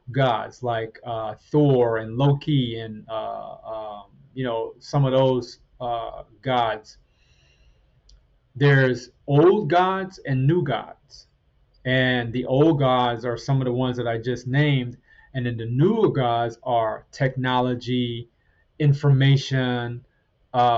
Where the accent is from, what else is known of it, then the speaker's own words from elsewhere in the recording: Trinidad & Tobago; moved away; I was born in Trinidad, in the Caribbean, and we had chickens and other animals